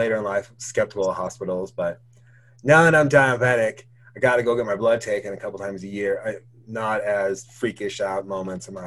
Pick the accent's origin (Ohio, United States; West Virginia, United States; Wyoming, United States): Wyoming, United States; also born or lived in New York; now in Laramie, United States